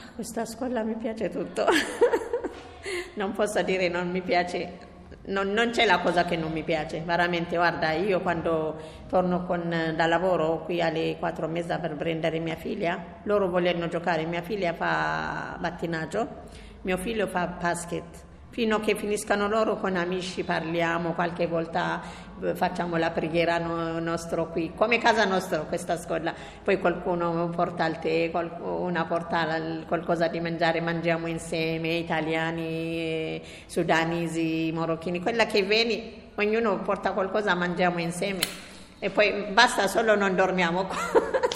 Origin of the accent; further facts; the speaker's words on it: Yemen; Italian is a second language; also born or lived in Ethiopia; now in Rome, Italy; vengo da, dallo Yemen, mio padre è dallo Yemen, mia mamma da Etiopia